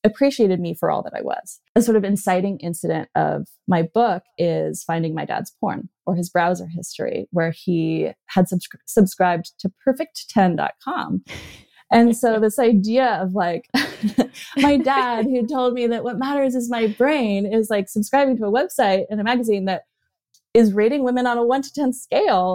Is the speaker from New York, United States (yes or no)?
no; Berkeley, California, United States; when I grew up in Berkeley, California, I was raised by a couple of Berkeley hippies